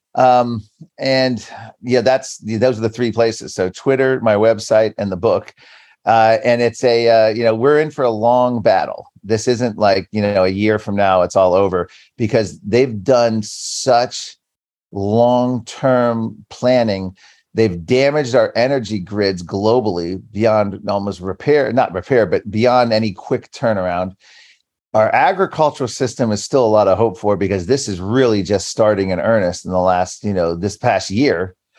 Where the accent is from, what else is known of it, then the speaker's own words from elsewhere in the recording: Virginia, United States; my home state of Virginia